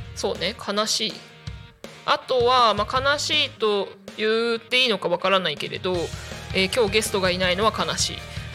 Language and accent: Japanese; Chiba, Japan; 千葉生まれ千葉育ちなので